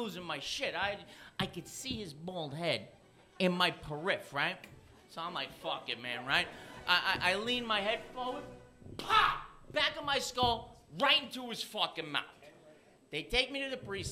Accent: New York, United States; moved away; also born or lived in Los Angeles; I'm from New York, but I was living in Los Angeles

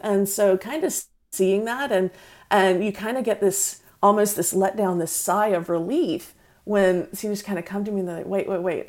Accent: North Carolina, United States; accent: Southerner; moved away as an adult; I'm from North Carolina

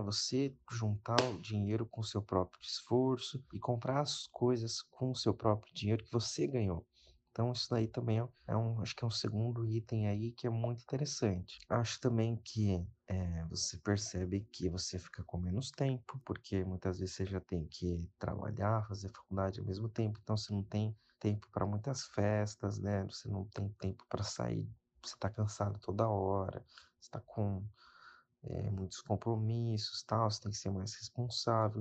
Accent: São Paulo, Brazil; tenho 26 anos, sou de São Paulo

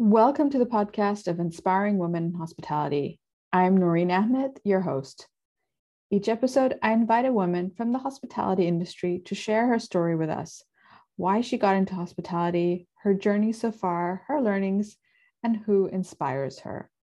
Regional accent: Bangkok, Thailand; moved away as an adult; I was born in Bangkok. So the first twenty years of my life was in Asia.

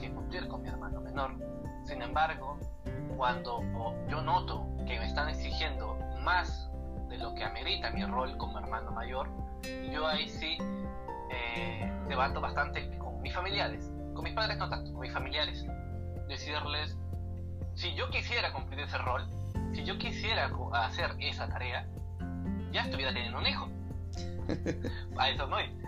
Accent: Lima, Peru; soy de Perú, como tú bien dices, y tengo 20 años. Tengo 20 años, eh, nací acá en la capital de mi país, Lima.

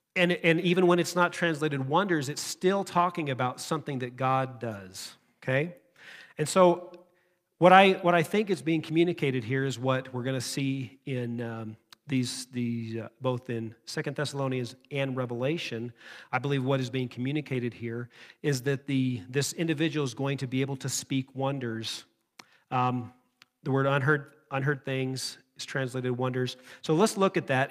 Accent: United States; us as, as American Christians

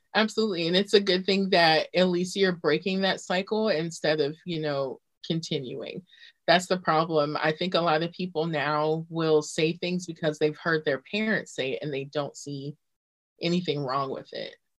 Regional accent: Virginia Beach, Virginia, United States; Virginia Beach.

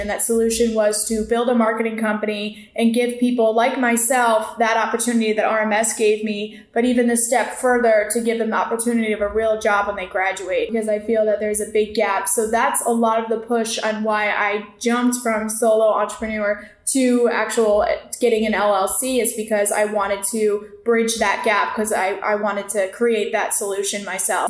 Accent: Connecticut, United States; moved away as an adult; now in Tampa, United States; I'm originally from Connecticut.

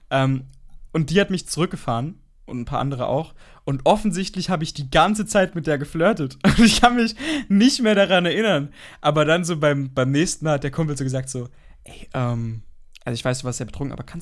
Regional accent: Germany; wir sind Deutsche, wir sind weiß.

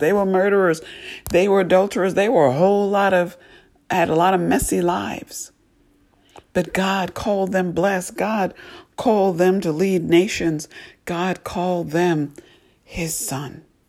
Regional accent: New York, United States; I grew up ice skating in New York, um, every weekend with friends

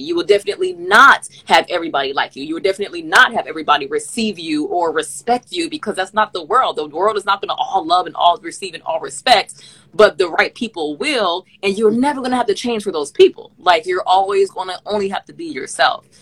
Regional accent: Miami, Florida, United States; moved away as an adult; also born or lived in Massachusetts / Canada; growing up in Miami

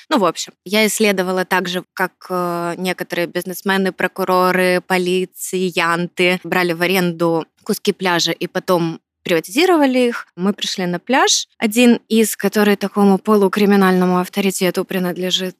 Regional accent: Ukraine; как справжняя украинка

